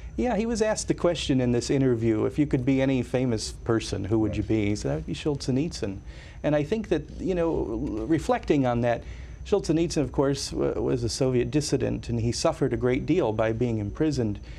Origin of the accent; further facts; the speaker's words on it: Northwest Indiana, United States; growing up outside of Chicago in Northwest Indiana as a 12 year old boy